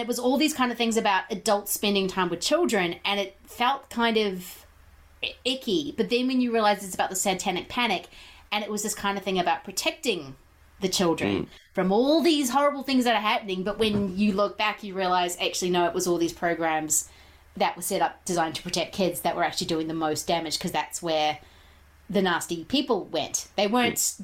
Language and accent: English; New Zealand; growing up in New Zealand